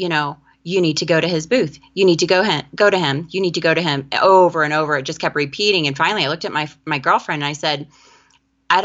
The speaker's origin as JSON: {"language": "English", "town": "Kendallville", "region": "Indiana", "country": "United States", "moved": "as an adult", "lives_now": "Valparaiso, United States", "said": "I am from Kendallville, Indiana"}